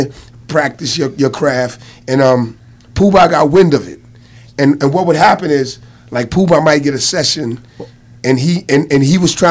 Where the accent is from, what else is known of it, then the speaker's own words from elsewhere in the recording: New Rochelle, New York, United States; also born or lived in Bronx, New York; I was born in the Bronx, and then I moved up to New Rochelle